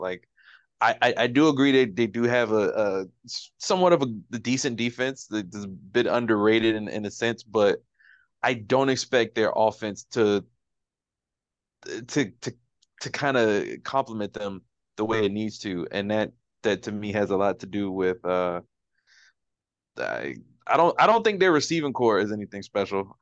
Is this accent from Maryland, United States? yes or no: yes; Baltimore, Maryland, United States; we're from Baltimore